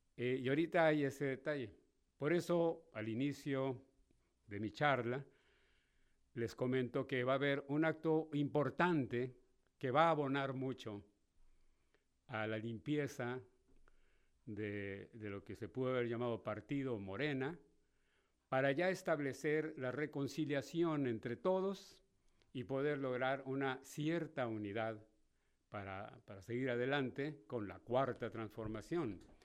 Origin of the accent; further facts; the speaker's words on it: Mexico; somos los mexicanos